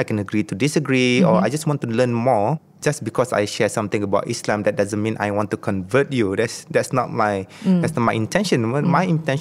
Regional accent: Singapore; Phnom Penh, Singapore

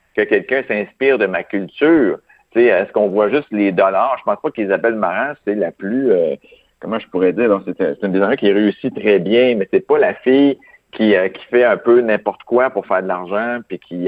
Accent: Quebec, Canada; je suis italien, québécois

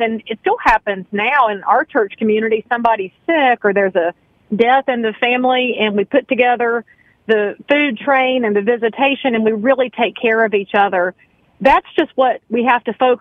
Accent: Concord, North Carolina, United States; I am born and raised in Cabarrus County. If anybody knows where Concord Mills Mall is, that's where my family farm used to be

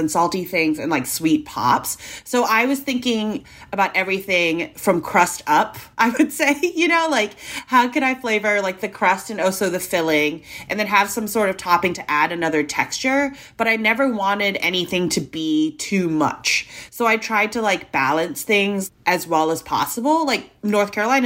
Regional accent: Hong Kong; now in United States; growing up in Hong Kong

